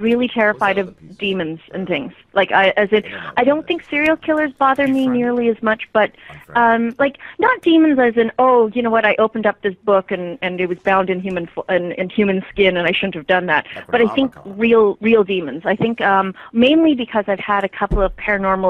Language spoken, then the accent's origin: English; Canada; being Canadian